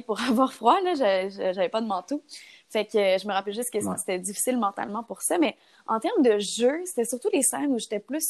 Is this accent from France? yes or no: no; Gatineau, Quebec, Canada; moved away as an adult; now in Montreal, Canada; je viens de Gatineau. depuis euh, quelques années, depuis trois ans en fait, je suis à Montréal